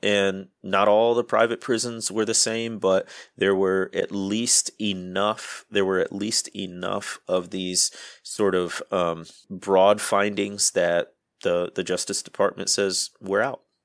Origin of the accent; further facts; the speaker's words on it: Midwest, United States; I grew up in the Midwest